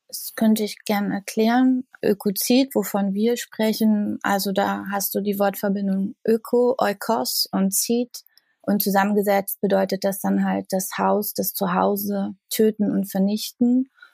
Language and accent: German; the area around Jänschwalde, Brandenburg, Germany; ich komme aus der Gegend, also dort, wo halt Tagebau ist und Kraftwerke sind.